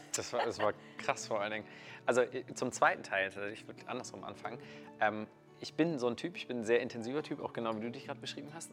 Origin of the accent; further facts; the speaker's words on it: Kiel, Schleswig-Holstein, Germany; wir sind hier gerade in München, ich komme aus Kiel